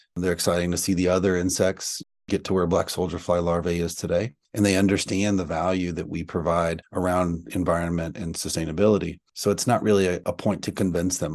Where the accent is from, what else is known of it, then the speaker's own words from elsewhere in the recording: East Texas, United States; I'm from East Texas, so I grew up around cows and ranching and farming.